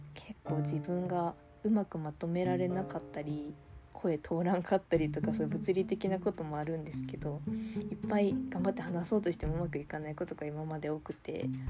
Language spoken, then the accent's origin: Japanese; Gifu, Japan; now in Aichi, Japan; 出身は岐阜県です今は、えー、愛知県に住んでます